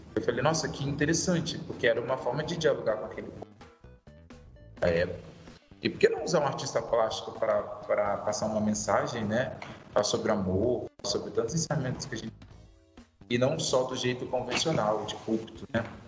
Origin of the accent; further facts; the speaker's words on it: Vitória, Espírito Santo, Brazil; moved away as an adult; now in São Paulo, Brazil; sou natural de Vitória, Espírito Santo capixaba, moro lá. Sou de lá, estou em São Paulo há nove anos